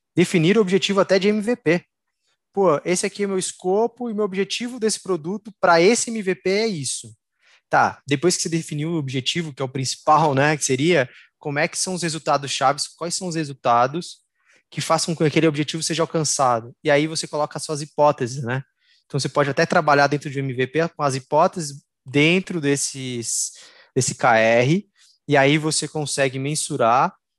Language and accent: Portuguese; São Paulo, Brazil; nascido é, no estado de São Paulo, sou brasileiro